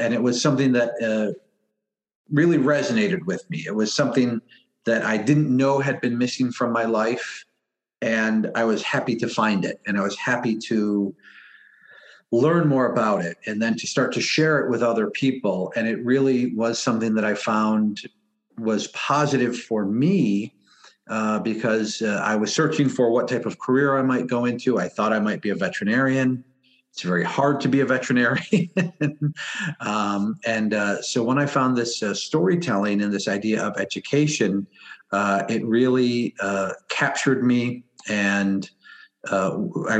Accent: Niagara Falls, New York, United States; I grew up in Niagara Falls, so a bit removed from the reservation

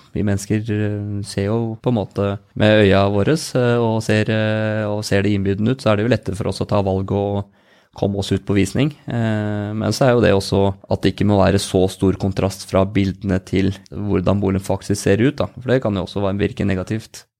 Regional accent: Spydeberg, Østfold, Norway; vi er jo spyberginger begge

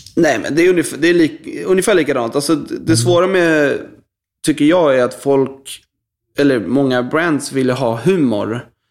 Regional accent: Stockholm, Stockholm County, Sweden; Jag är uppvuxen i eh, en eh, förort till Stockholm som heter Bromma.

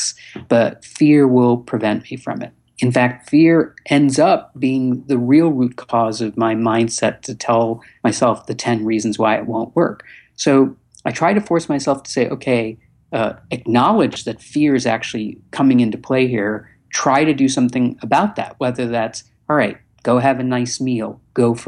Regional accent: Chicago, Illinois, United States; moved away; also born or lived in Los Angeles; from a young age in Chicago growing up in the 70s

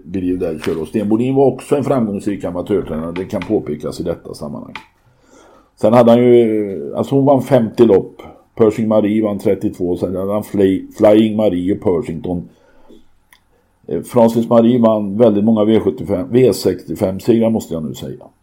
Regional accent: Arvika, Värmland, Sweden; Hur ska de då veta att jag är från Arvika?

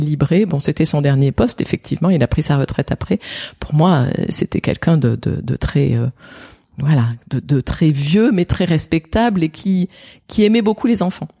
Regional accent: Saint-Étienne, Auvergne-Rhône-Alpes, France; moved away; j'ai grandi à Saint-Étienne. Je ne suis pas née, mais j'ai grandi à Saint-Étienne.

